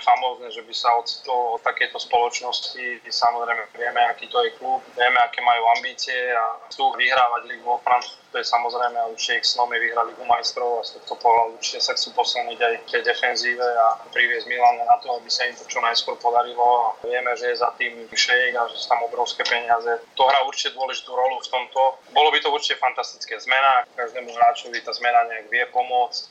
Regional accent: Slovakia; u nás doma na Slovensku

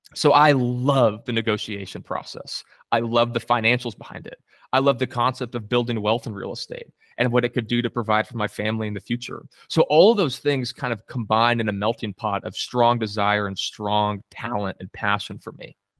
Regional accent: Coppell, Texas, United States; I grew up specifically in Coppell, Texas

